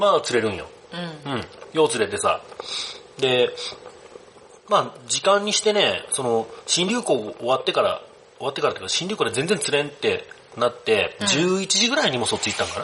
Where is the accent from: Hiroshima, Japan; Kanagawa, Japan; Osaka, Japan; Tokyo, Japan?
Hiroshima, Japan; accent: Hiroshima dialect; 俺もね、あの、広島弁のことについて結構いろんな人から言われる